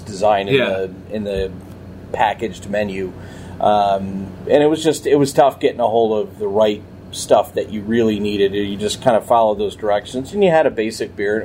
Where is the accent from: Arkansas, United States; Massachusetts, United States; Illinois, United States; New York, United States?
New York, United States; Buffalo; moved away as an adult; now in Collegeville, United States; I grew up in Buffalo, New York. I lived there almost all my life till college